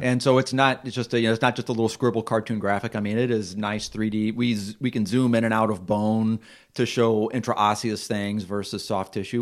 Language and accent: English; Missouri, United States; moved away as an adult; we're from Missouri